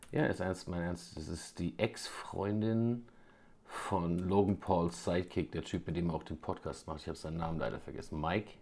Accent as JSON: {"language": "German", "region": "Bavaria", "country": "Germany"}